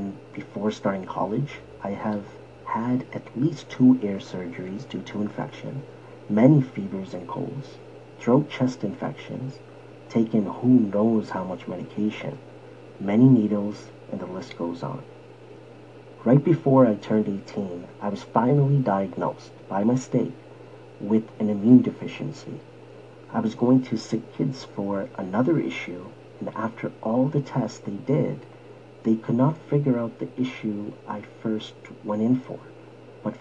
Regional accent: Toronto, Ontario, Canada; born or raised there

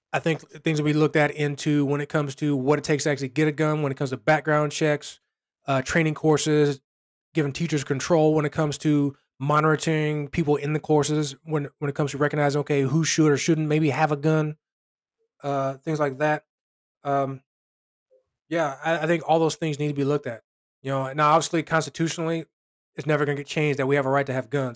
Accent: Chicago, Illinois, United States; my hometown, Chicago

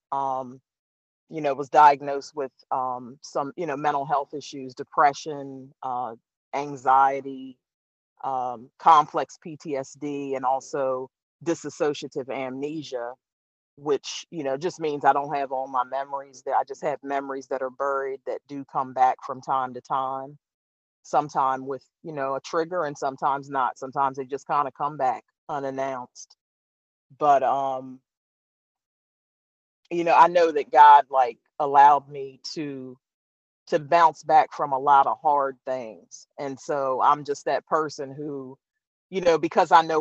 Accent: Eastern Shore of Maryland, United States; I'm from the Eastern Shore of Maryland

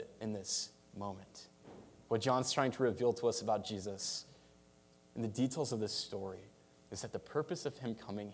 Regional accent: United States; as an American.

